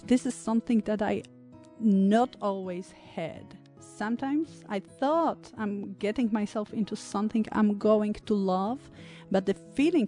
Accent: Poland; moved away; I grew up in Poland

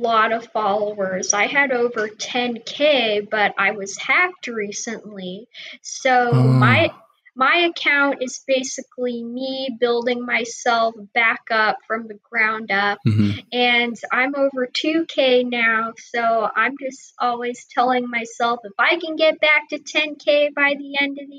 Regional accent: Clearwater, Florida, United States; I was born in Clearwater, Florida.

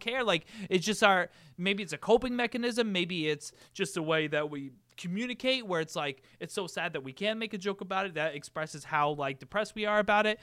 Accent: United States; being an American

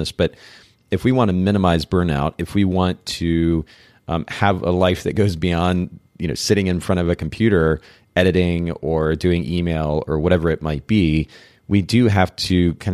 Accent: Japan; So I grew up in Japan.

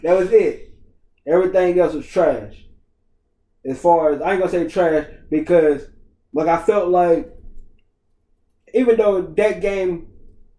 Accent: Charlotte, North Carolina, United States; my hometown team, the Hornets

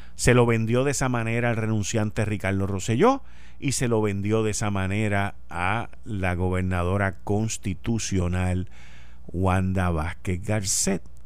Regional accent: Puerto Rico; moved away; me fui de Puerto Rico dejando un paraíso en los 70

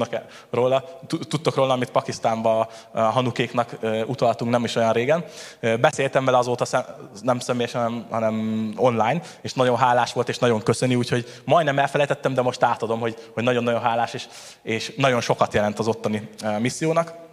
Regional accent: Tata, Komárom-Esztergom, Hungary; És akkor, ahogy elhangzott már, igazából Tatáról jöttem

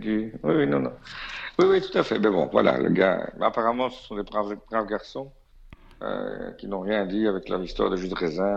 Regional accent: Belgium; je suis belge

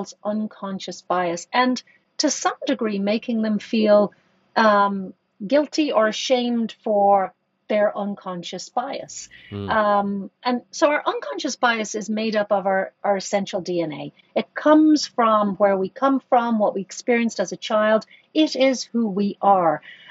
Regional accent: Ireland; I grew up in Ireland. I grew up in Catholic Ireland.

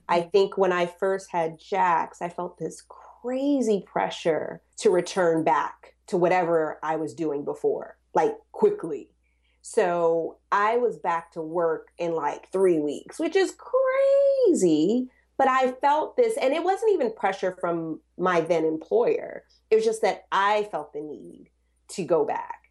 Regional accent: the South, United States; I'm from the South.

